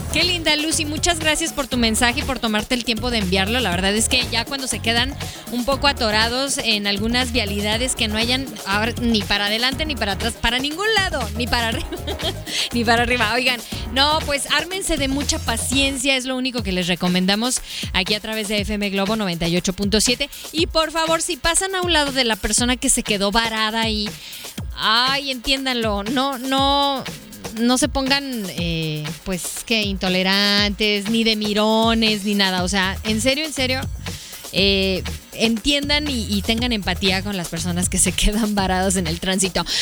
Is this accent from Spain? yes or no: no; Mexico; also born or lived in Guadalajara; otros están estudiando aquí en, nuestro país